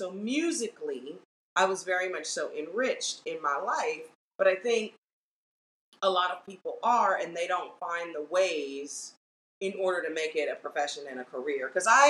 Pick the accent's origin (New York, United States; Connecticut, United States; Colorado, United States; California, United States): California, United States; Los Angeles; I grew up in Los Angeles, California. I started performing professionally middle school age. I was like 13 the first time I got paid for a professional gig, which was one of my teachers at Bancroft Junior High